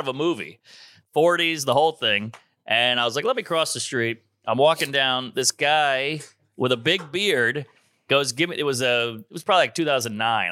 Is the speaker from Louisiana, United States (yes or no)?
yes; New Orleans, Louisiana, United States; moved away as an adult; also born or lived in Baton Rouge; now in New York, United States; New Orleans